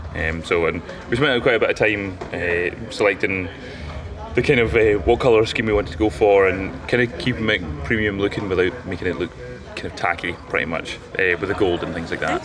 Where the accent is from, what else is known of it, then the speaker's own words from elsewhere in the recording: Bruichladdich, Scotland, United Kingdom; I grew up on Isla